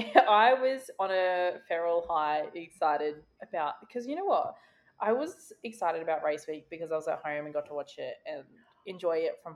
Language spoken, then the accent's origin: English; Australia; We also need to maybe issue that we are from Australia, if you can't tell by our beautiful accents.